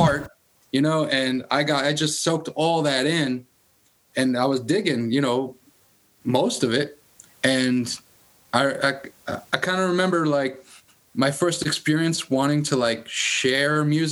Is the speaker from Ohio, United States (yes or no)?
no; New York City, New York, United States; being also from Queens, you know, growing up in Queens, living in Queens my whole life